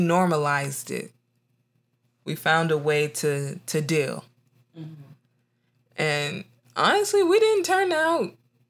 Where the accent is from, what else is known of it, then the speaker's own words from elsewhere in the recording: Nigeria; now in United States; But definitely, like, being Nigerian in America is, it's not that hard.